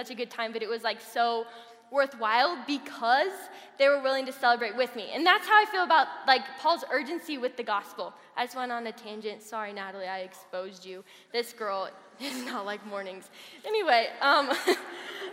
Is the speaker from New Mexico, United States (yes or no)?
no; Colorado Springs, Colorado, United States; also born or lived in Kansas; I grew up in Colorado Springs